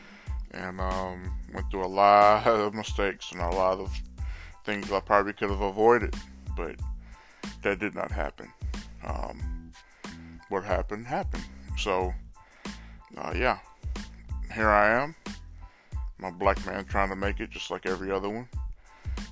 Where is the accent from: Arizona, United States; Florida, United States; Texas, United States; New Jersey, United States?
Texas, United States; Orange; also born or lived in Baytown, Texas; I was born and raised in Orange, Texas